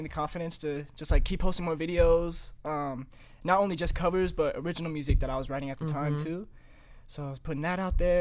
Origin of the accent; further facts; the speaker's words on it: Illinois, United States; also born or lived in California; I was born in California and then moved to Illinois to be closer to family